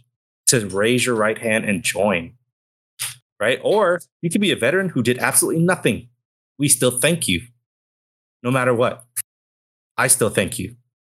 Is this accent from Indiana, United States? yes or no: no; Southern California, United States; I am from the West Coast. I am in Southern California